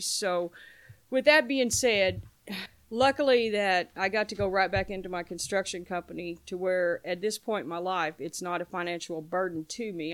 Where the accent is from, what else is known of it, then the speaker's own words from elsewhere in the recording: Paoli, Indiana, United States; now in New Albany, United States; I'm from New Albany, originally from Paoli, Indiana